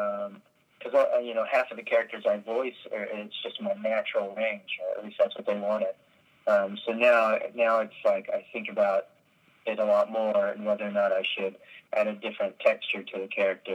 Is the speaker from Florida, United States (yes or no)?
no; Texas, United States; I grew up in Texas